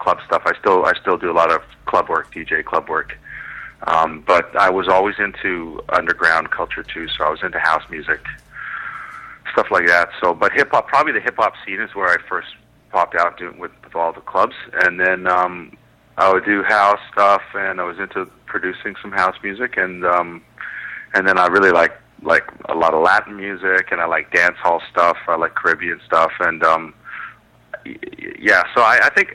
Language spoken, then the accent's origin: English; East Coast of Canada, Canada; now in Vancouver, Canada; I'm in Vancouver right now. I'm originally from the East Coast.